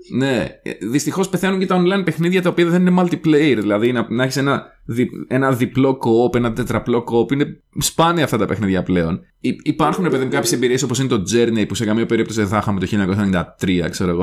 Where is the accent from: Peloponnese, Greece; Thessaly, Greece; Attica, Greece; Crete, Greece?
Thessaly, Greece; Karditsa; στην επαρχία, στην καρδίτσα που μεγάλωσα εγώ